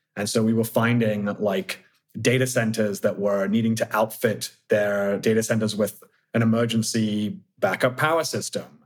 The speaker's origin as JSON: {"language": "English", "town": "Oxford", "region": "South East England", "country": "United Kingdom", "moved": "yes", "lives_now": "San Francisco, United States", "said": "from the UK, from Oxford originally, but I live in the outer Richmond in San Francisco"}